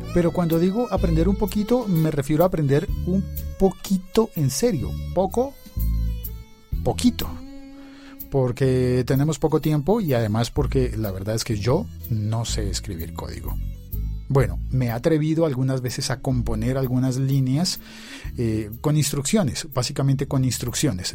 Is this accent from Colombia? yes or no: yes; Colombia; en mi país, en Colombia